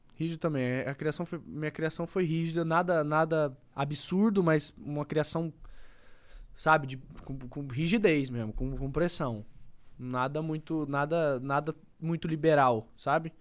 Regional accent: Campo Grande, Mato Grosso do Sul, Brazil; eu sou um cara de Campo Grande, sou do Mato Grosso do Sul.

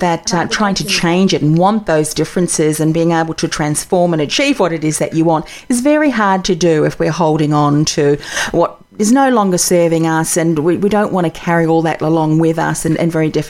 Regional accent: Australia; I'm from Australia.

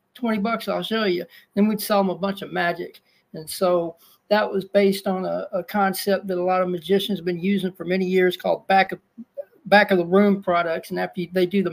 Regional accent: Dacus, Texas, United States; also born or lived in Houston, Texas; I was raised in a small country town called Dacus, Texas

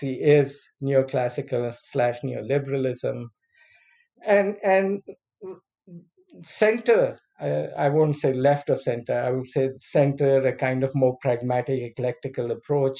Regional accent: Pakistan; moved away as an adult; I came from Pakistan

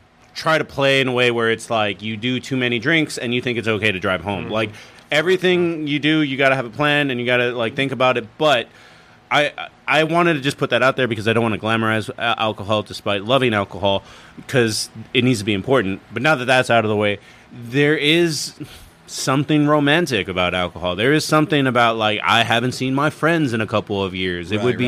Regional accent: Eagle Pass, Texas, United States; Eagle Pass.

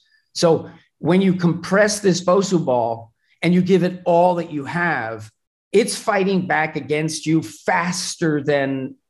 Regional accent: Madison, New Jersey, United States; Madison, New Jersey.

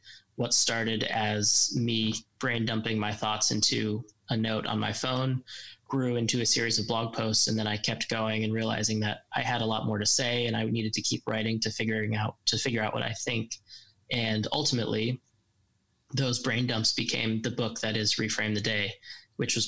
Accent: Colorado, United States; moved away as an adult; also born or lived in Washington, D.C.; now in London, United Kingdom; back home working in politics in my home state of Colorado

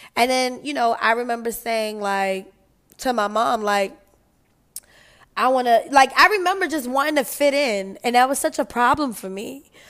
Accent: New York, United States; I'm from New York

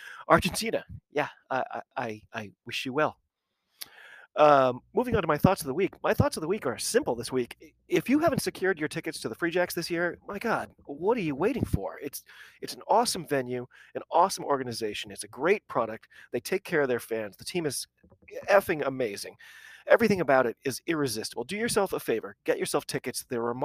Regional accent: United States; I'm an American rugby fan

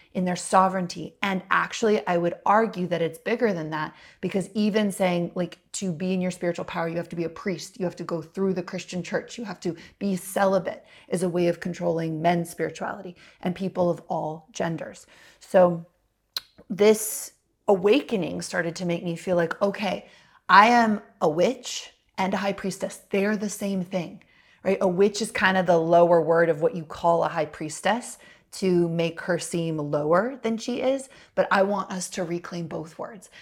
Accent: United States; as a little girl and little white girl growing up in America

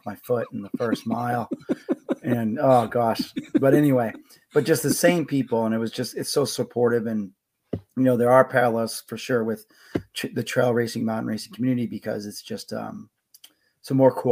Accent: New York, United States; moved away as an adult; also born or lived in Connecticut; now in New Hampshire, United States; I was born in Connecticut, but grew up in New York. Grew up 28 minutes from Yankee Stadium

